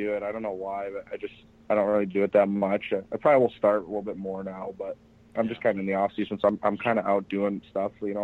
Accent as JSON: {"language": "English", "town": "Detroit", "region": "Michigan", "country": "United States", "tie": "born or raised there", "also_born_or_lived": "Binghamton, New York", "said": "I grew up in Detroit"}